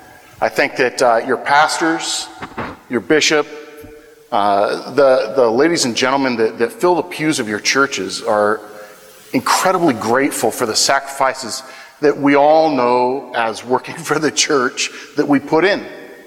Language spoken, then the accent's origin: English; Wichita, Kansas, United States; I come from the Wichita Diocese, Wichita, Kansas, which is an incredibly blessed place.